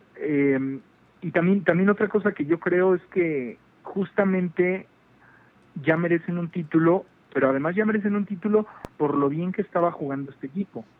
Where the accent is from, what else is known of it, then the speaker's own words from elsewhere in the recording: Mexico; yo vengo de México